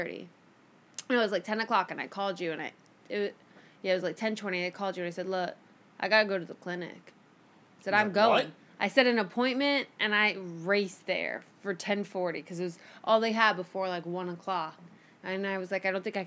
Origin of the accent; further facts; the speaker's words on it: Miami, Florida, United States; moved away; go home to Miami